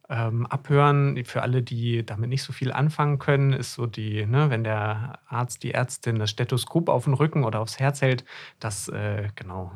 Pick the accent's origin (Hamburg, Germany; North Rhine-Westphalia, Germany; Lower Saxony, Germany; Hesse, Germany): Hesse, Germany; moved away as an adult; now in Greifswald, Germany; Ich komme ursprünglich aus Hessen und bin zum Studium, Medizinstudium hier oben in Greifswald an der Küste gelandet.